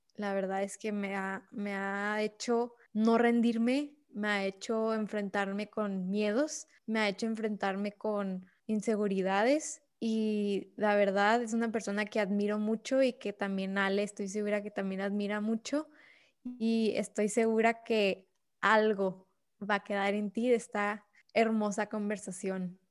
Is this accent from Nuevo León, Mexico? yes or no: no; Ciudad Juárez, Chihuahua, Mexico; nunca voy a regresar a Juárez